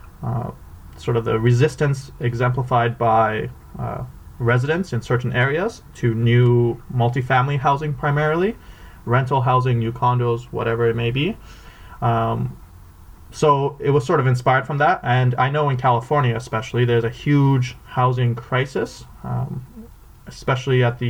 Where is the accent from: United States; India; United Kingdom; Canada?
Canada; Vancouver, British Columbia; I grew up in Vancouver